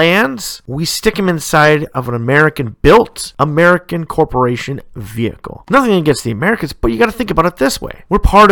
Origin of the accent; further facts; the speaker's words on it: Canada; back in my hometown, we once built parts, brake parts, for the automotive industry